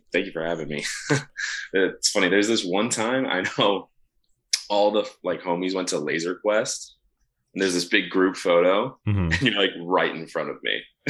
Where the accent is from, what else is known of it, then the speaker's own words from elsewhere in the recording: Seattle, Washington, United States; moved away as an adult; now in Orange County, United States; I grew up in the Seattle area in Washington.